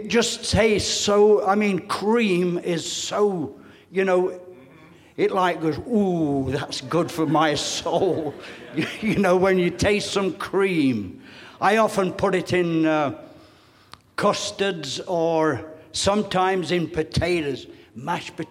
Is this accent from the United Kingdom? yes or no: yes; England, United Kingdom; now in United States; I'm sorry to say this as an ex-Englishman. I am now Americanized, so, been Americanized a lot of years. My accent still has a lot to catch up on that.